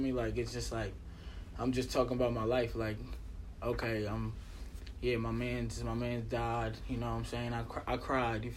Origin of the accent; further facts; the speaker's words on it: Monticello, New York, United States; I'm from Monticello, New York. Born and raised